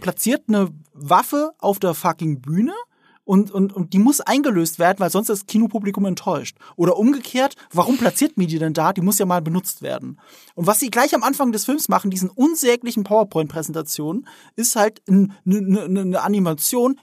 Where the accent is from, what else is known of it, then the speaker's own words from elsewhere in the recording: the Ramstein area, Rhineland-Palatinate, Germany; Ich komme ja wirklich aus der Gegend Rammstein, wo, die, wo der US-Militärplatz ist